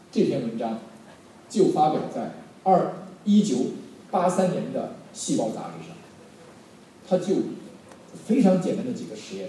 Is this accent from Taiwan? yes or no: no; Henan, China; 我们荷兰人都这样，比较执着